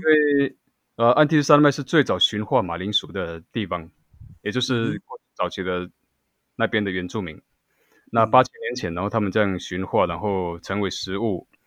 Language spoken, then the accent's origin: Chinese; Xinyi Township, Nantou County, Taiwan; 我是来自南投县， 信义乡望乡部落的布隆族人